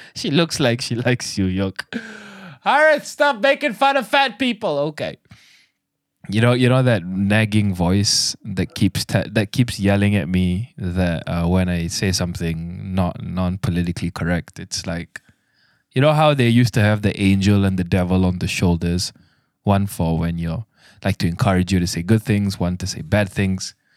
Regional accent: Malaysia; I'm a Malaysian

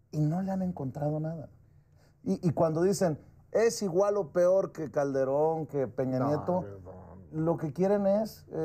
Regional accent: Sonora, Mexico; Soy sonorense

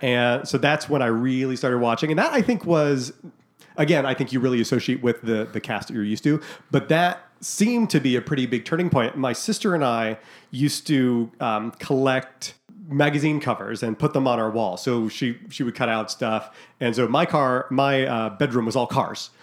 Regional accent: Scottsdale, Arizona, United States; also born or lived in Massachusetts; when we moved to Scottsdale from Massachusetts

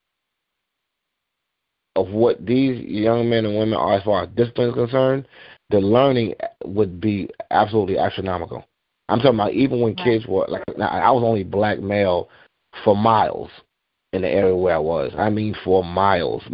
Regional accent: Mount Vernon, New York, United States; I grew up in Mount Vernon, New York, but outside the Bronx

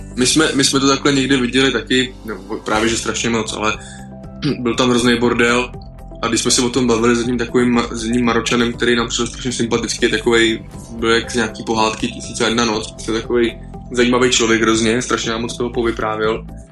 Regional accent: Czechia; Češi, jak jsme prostě národ horalů

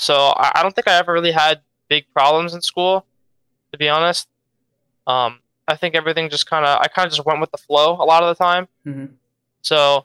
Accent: Philadelphia, Pennsylvania, United States; No, always in the Philadelphia school distric

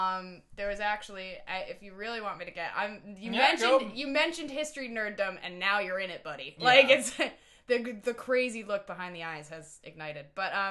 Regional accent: Scranton, Pennsylvania, United States; moved away; Scranton. I'm from Scranton.

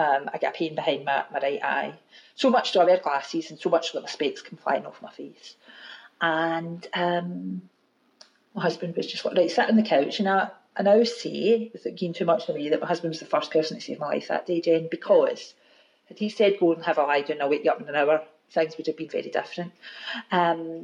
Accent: Glasgow, Scotland, United Kingdom; also born or lived in Maryhill, Glasgow; I was brought up in Govan

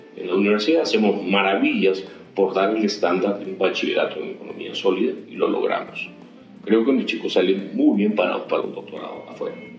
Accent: Ica, Peru; Yo soy de Ica y sigo haciendo pisco

